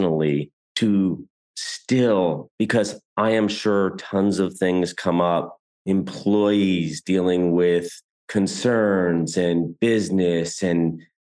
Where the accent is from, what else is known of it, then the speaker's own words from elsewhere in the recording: United States; also born or lived in New York City; I'm American and I live in New York City